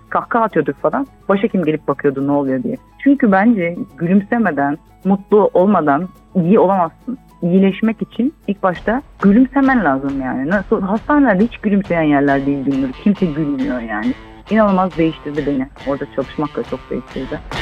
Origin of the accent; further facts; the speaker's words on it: Istanbul, Turkey; also born or lived in England / United States; Ben Göztepe Bağdat Caddesi Özgürlük Parkı civarında büyüdüm